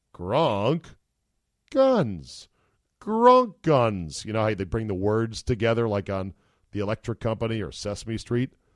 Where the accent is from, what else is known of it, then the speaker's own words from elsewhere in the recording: Utica, New York, United States; I'm from Utica